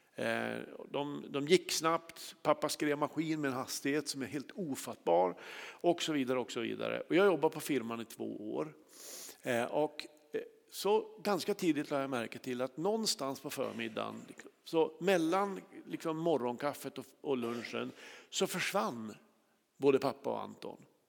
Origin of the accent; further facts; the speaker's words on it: Kramfors, Västernorrland County, Sweden; i Kramfors där jag är uppvuxen